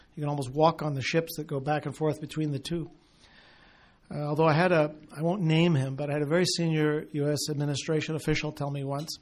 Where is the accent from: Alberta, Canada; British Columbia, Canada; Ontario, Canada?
Alberta, Canada; Southern; I'm from Southern Alberta